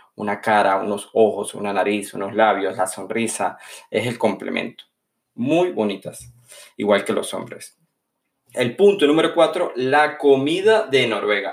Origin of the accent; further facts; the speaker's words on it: San Cristóbal, Táchira, Venezuela; moved away as an adult; now in Norway; a mi ciudad natal, San Cristóbal